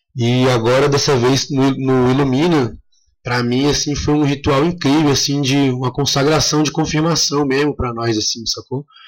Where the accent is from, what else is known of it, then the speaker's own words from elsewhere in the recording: Brasília, Federal District, Brazil; now in Chapada dos Veadeiros, Brazil; que sou de Brasília